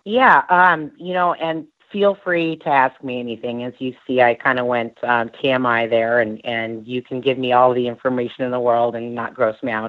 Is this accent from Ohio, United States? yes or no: no; California, United States; also born or lived in Louisiana; now in Phoenix, United States; I'm originally from California, and I grew up with my mom and in uh, California in the summers with my dad in Louisiana